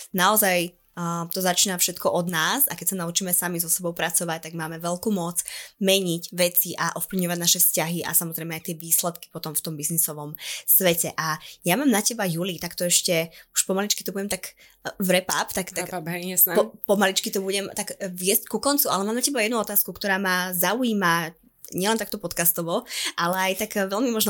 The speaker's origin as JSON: {"language": "Slovak", "region": "eastern Slovakia", "country": "Slovakia", "said": "ako sa hovorí u nás na východe"}